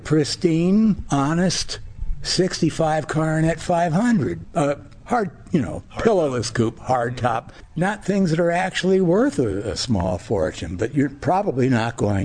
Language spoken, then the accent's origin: English; United States; growing up in America